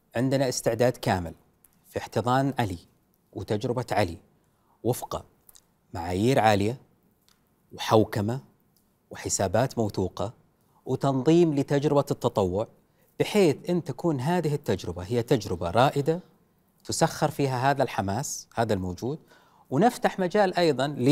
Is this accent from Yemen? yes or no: no; Saudi Arabia; انا كسعودي